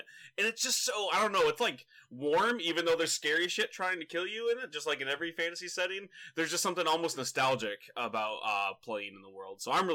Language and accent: English; Michigan, United States; I grew up in Michigan